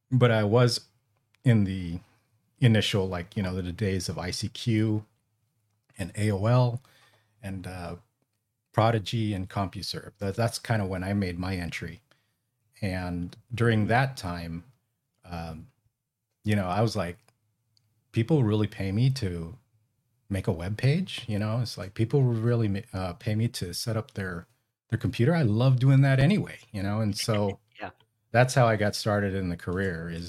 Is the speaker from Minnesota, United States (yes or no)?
no; California, United States; So uh, I'm originally from the Bay Area and um, moved to the Central Valley when I got married.